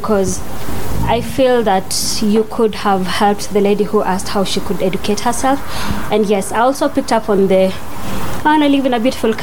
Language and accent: English; Kenya; moved away; as a Kenyan